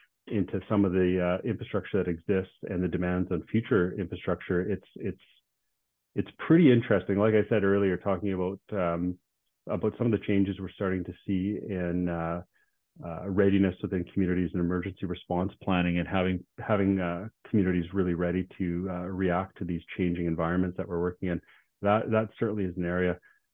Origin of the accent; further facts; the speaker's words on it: Regina, Saskatchewan, Canada; I was born and raised in Regina. I've lived in Regina my whole life.